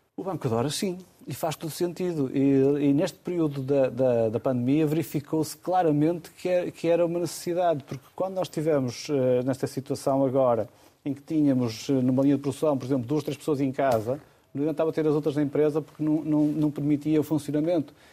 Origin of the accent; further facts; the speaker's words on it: Amarante, Norte, Portugal; Amarante é a minha terra